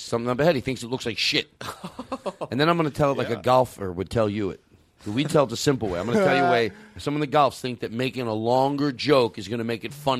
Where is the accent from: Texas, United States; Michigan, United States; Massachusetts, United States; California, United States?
California, United States; Pasadena; I'm from Pasadena.